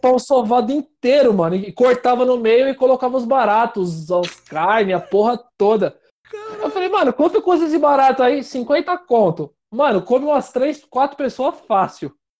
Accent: São Paulo, Brazil; also born or lived in Osasco; é de São Paulo

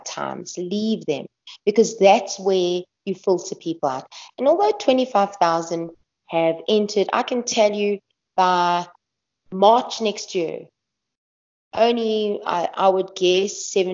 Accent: South Africa; as a South African

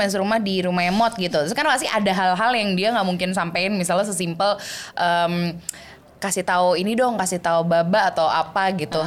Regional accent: Switzerland; first language German; Indonesian is a second language; moved away; gue tinggal di sana, lingkungan gue elup gitu ya. Jadinya gue bisa ya bahasa Jerman dulu, bahasa Indonesia gue baru baru start yang kayak lancar tuh tiga setengah empat tahun

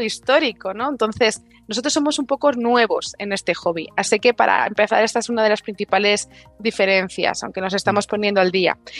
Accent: Spain

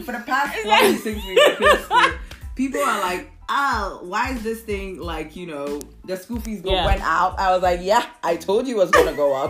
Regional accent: Nzema area, near the Ivory Coast border, Western Region, Ghana; I'm from Sishi Nzema

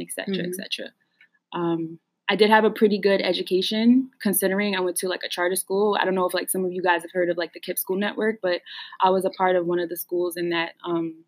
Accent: Newark, New Jersey, United States; I'm from Newark, New Jersey

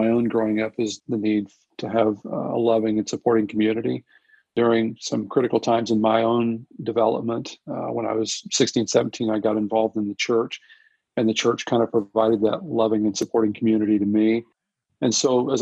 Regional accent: Southern Illinois, United States; I'm originally from Southern Illinois. I grew up in Southern Illinois

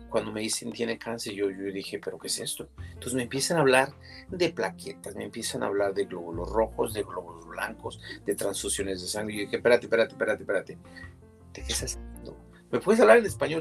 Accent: Mexico City, Mexico; now in California, United States; Vengo de la Ciudad de México

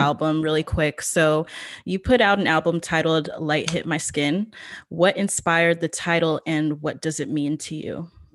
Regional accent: New York, United States; moved away as an adult; now in Los Angeles, United States; my hometown of new york

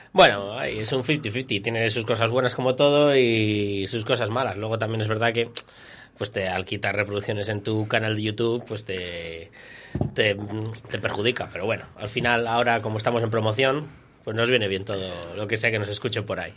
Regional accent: Viana de Cega, Castile and León, Spain; Yo soy de Viana

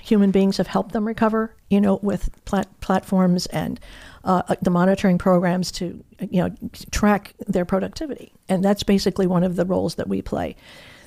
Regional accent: Michigan, United States; moved away as an adult; also born or lived in New Jersey; now in Sanibel Island, United States; I grew up in Michigan.

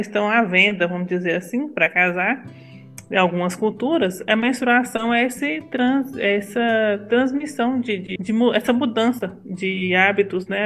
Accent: Brasília de Minas, Minas Gerais, Brazil; Eu sou mineira, nasci aqui nessa cidade de Minas e sempre morei aqui.

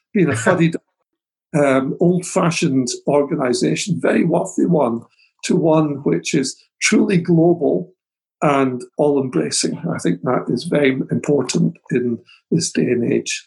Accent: Scotland, United Kingdom; back here in Scotland

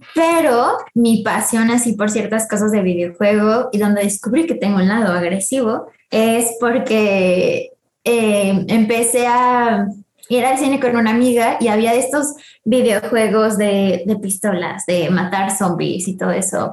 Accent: Mexico City, Mexico; nacida el 12 de mayo del 98 en la CMX, así que pues soy chilanga, bueno, de feña.

